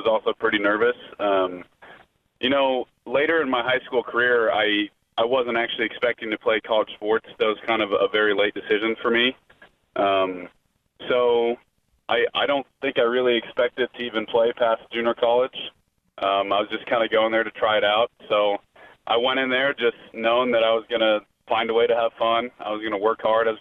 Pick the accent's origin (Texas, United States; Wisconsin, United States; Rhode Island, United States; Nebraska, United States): Nebraska, United States; Lincoln; I grew up in Lincoln